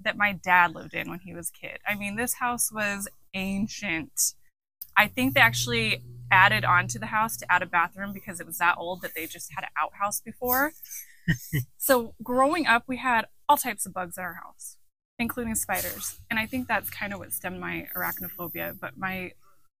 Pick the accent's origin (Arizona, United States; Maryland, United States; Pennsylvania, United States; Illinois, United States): Arizona, United States; Globe; I was raised here in Arizona, Globe particularly, small town girl.